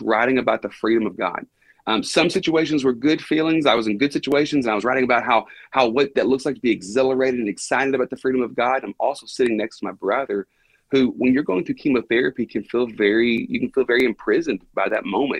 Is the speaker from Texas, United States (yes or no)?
yes; Buna, Texas, United States; born and raised and have never moved out of the unincorporated township of Buna, Texas.